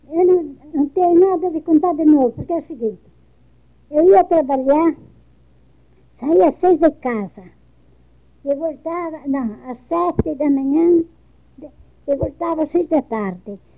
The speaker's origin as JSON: {"language": "Portuguese", "town": "São Bernardo do Campo", "region": "São Paulo", "country": "Brazil", "tie": "born there", "said": "Aqui em São Bernardo."}